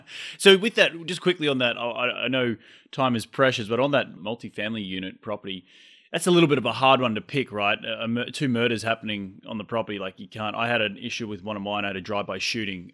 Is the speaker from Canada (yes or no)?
no; Australia; moved away as an adult; now in United States; I'm Australian. I moved here five years ago